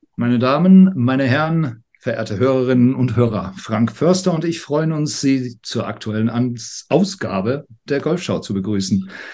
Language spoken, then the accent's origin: German; United Kingdom; moved away; als ich aufgewachsen bin in Großbritannien